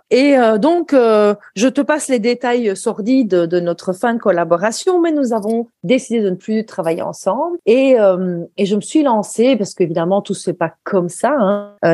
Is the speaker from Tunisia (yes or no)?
no; Belgium; ce genre de de comme on dit chez nous en Belgique.